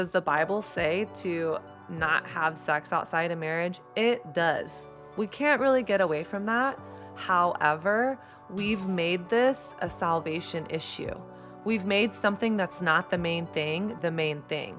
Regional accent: Texas, United States; moved away as an adult; also born or lived in New York City; I grew up in Texas in the early two thousands

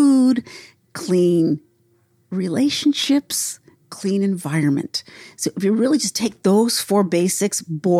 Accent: New Mexico, United States; I'm from New Mexico

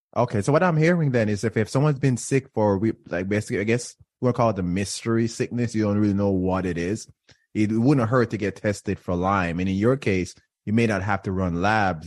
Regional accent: Jamaica; now in Florida, United States; I grew up in Jamaica

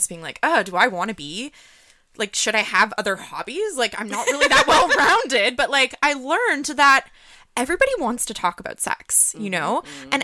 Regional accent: the Maritimes, Canada; moved away as an adult; I'm from the Maritimes, originally

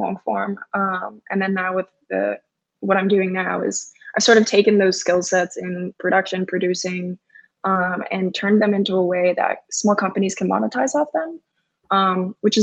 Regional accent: Fort Lauderdale, Florida, United States; I grew up in South Florida, Fort Lauderdale

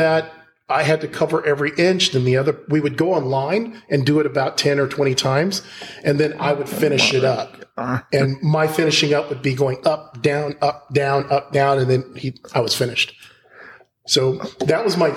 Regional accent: Marietta, Georgia, United States; I'm from Marietta, Georgia, but my family is around Milledgeville and other parts of Georgia, since slavery.

